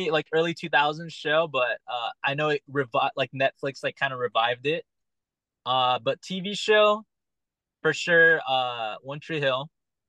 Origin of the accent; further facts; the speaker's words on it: Philippines; I feel like growing up, I watched a lot of Manny Pacquiao because one, I'm Filipino and he's just a crazy boxer.